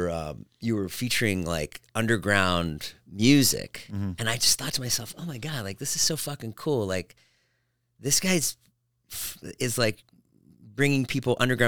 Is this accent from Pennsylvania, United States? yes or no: no; Boston, Massachusetts, United States; I grew up in Boston.